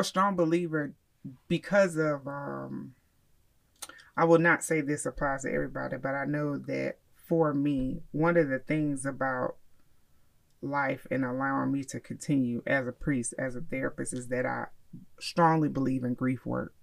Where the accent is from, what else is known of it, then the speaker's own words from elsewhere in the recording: Miami, Florida, United States; now in Charlotte, United States; I I grew up in Miami